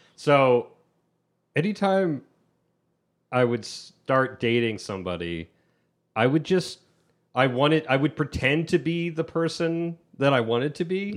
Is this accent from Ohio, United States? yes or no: yes; Ohio, United States; moved away; I'm from Ohio